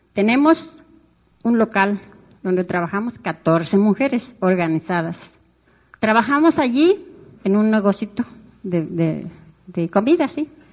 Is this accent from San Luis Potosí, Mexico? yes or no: yes; Plan de Juárez, San Luis Potosí, Mexico; Yo vengo de la comunidad del Plan de Juárez. Está aquí cerquita de, del municipio.